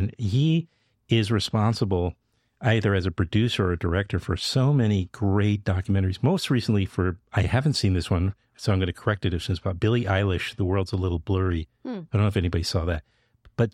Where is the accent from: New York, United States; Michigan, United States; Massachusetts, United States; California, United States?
New York, United States; New York City; I grew up in Queens.